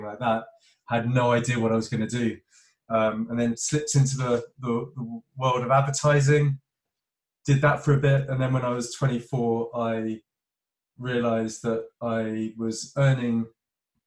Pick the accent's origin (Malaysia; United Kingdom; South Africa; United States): United Kingdom; London; moved away as an adult; now in Cornwall, United Kingdom; I'm from Northwest London, from the suburbs, and grew up proper city boy.